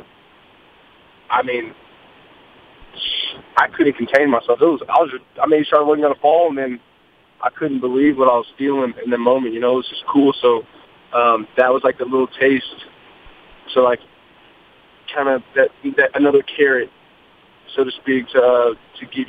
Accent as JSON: {"language": "English", "town": "Katy", "region": "Texas", "country": "United States", "tie": "born or raised there", "said": "the community that I grew up in, I claim as like my hometown out in Katy"}